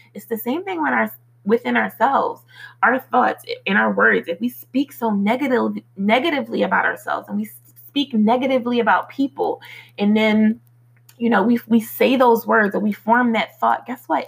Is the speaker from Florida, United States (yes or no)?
no; Philadelphia, Pennsylvania, United States; moved away; I grew up in Philly, in the streets of Philly